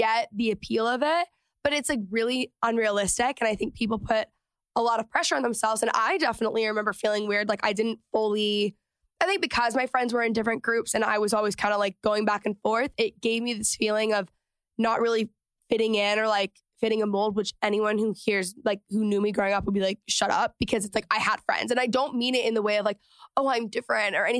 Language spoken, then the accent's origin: English; Texas, United States; moved away; growing up in Texas